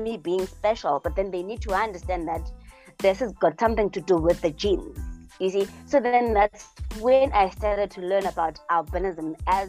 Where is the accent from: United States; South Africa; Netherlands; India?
South Africa; Eastern Cape; also born or lived in Port Elizabeth; I'm from South Africa. I'm from the Eastern Cape. I grew up in the villages, but now I'm mostly living in the city. I'm living in Port Elizabeth.